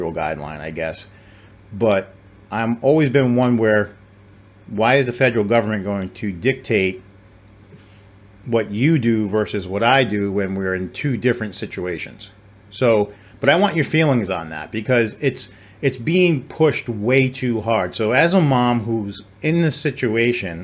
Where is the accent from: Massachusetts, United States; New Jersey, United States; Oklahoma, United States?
Massachusetts, United States; on the Rhode Island line; now in Texas, United States; I'm in Texas, right? I mean, but I grew up in Massachusetts on the Rhode Island line. When my parents divorced, I had one in one state, one in the other